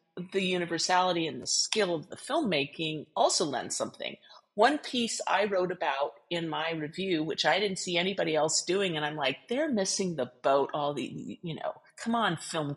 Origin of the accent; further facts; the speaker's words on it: California, United States; I am a Californian